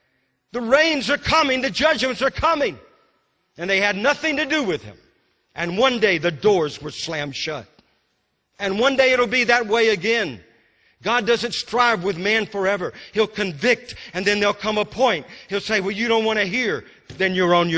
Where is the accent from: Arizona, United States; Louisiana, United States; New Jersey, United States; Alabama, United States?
Louisiana, United States; moved away as an adult; also born or lived in Texas / Mississippi; because I'm from Louisiana